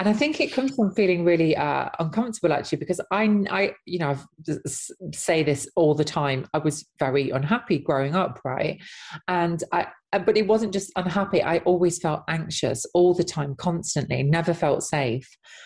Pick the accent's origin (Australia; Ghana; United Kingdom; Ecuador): United Kingdom; Nottinghamshire, East Midlands; I was in an ex-mining town in Nottinghamshire